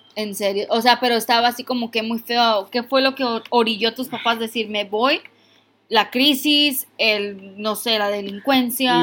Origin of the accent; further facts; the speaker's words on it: Mexico; now in United States; Yo soy mexicana.